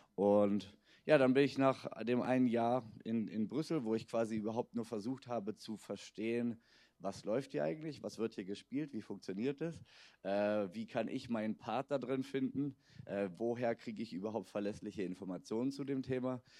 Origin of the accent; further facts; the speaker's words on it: Berlin, Germany; also born or lived in Budapest; bin selbst in Berlin geboren, bin also, ich kann wirklich sagen, ich bin ein Berliner